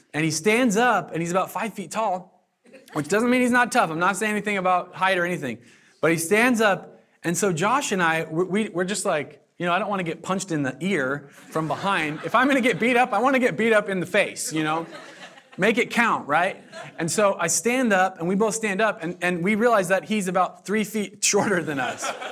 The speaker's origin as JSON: {"language": "English", "region": "Southern Oregon", "country": "United States", "moved": "yes", "lives_now": "Eugene, United States", "said": "I'm from Southern Oregon"}